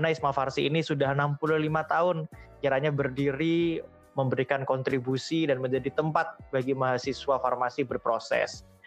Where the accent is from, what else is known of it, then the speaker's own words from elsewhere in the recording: Rembang, Central Java, Indonesia; born there; saya lahir di Rembang, uh, Jawa Tengah pada tanggal 16 Juni pada tahun 2000.